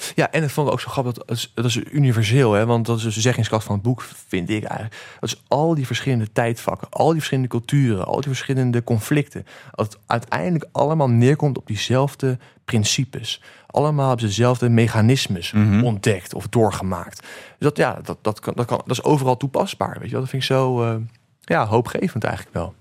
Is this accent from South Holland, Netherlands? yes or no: yes; The Hague, South Holland, Netherlands; also born or lived in Antwerp / New Zealand; Den Haag, waar ik vandaan kom